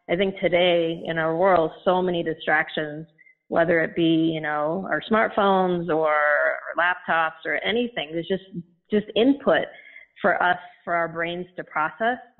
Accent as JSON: {"language": "English", "country": "India", "tie": "born or raised there", "also_born_or_lived": "Chennai / Indianapolis, United States", "moved": "as an adult", "lives_now": "United States", "said": "I grew up in India. I was born in India, but I always knew that I wanted to come to the U.S. And so when I was 19, I left India and I landed in Indianapolis to go to school."}